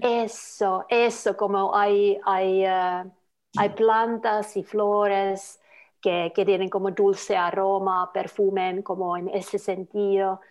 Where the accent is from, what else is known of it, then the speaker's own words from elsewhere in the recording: Lapland, Finland; Spanish is a second language; moved away as an adult; also born or lived in Buenos Aires, Argentina; now in Bath, United Kingdom; yo vengo de Laponia, en Finlandia pero ahora yo llevo uh, ocho años viviendo en Inglaterra